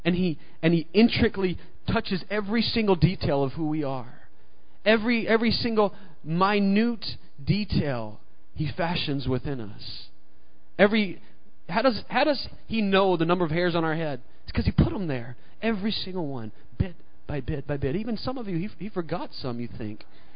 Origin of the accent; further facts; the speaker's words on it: the South, United States; You know, I grew up in the South, and, you know, this is the South. Not quite as South as Mississippi.